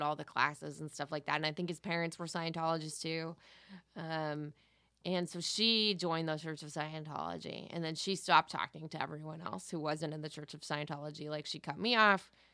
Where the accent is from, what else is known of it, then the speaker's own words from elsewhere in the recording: Valencia, California, United States; I grew up in Valencia.